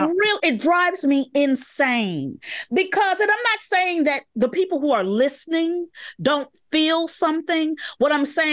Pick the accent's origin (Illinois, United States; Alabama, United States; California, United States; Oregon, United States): Illinois, United States; Chicago; Growing up in Chicago, block parties are really important parts of the community.